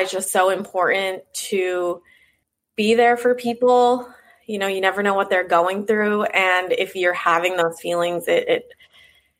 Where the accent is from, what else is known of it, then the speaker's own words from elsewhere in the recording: Pennsylvania, United States; moved away; also born or lived in Nashville; I'm originally from Pennsylvania, and that's where my journey started. I was, you know, from a very small town, population like 2,000 people. So moving from there to Nashville was a big change